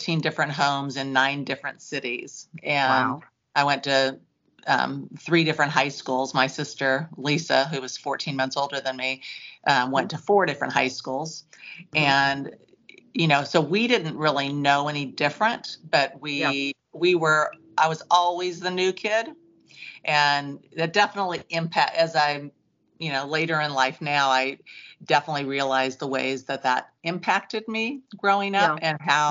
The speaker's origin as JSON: {"language": "English", "town": "Santa Cruz", "region": "California", "country": "United States", "tie": "born or raised there", "said": "I grew up in California and I was in the Santa Cruz area and in the 60s"}